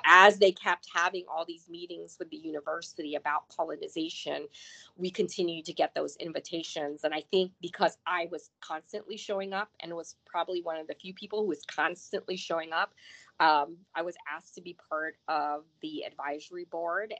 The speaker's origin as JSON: {"language": "English", "town": "Port St. Lucie", "region": "Florida", "country": "United States", "tie": "born or raised there", "also_born_or_lived": "Chicago, Illinois", "said": "I grew up in um, a small little town called Port St. Lucie between mm-hmm. Vero Beach and uh, West Palm Beach"}